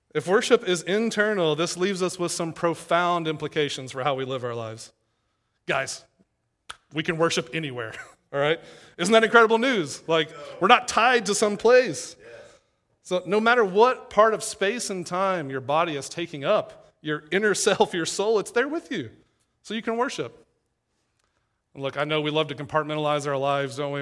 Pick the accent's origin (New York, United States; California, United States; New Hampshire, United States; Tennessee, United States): Tennessee, United States; East; moved away as an adult; also born or lived in Knoxville, Tennessee / Louisville, Kentucky; now in Saint Louis, United States; I'm from East Tennessee, and, uh, was at a church there in Knoxville